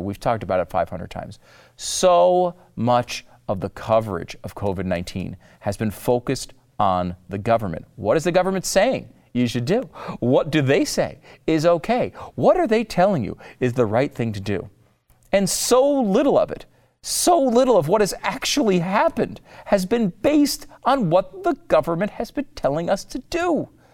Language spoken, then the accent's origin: English; Texas, United States; my home state